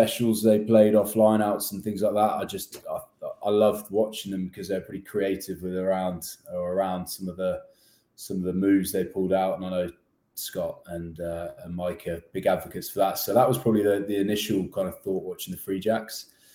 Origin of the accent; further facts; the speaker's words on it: West Country, South West England, United Kingdom; moved away as an adult; also born or lived in Kenya / Hong Kong; now in United States; I'm from the UK, from Southwest, or the West Country in England, sunny West Country. So that's home.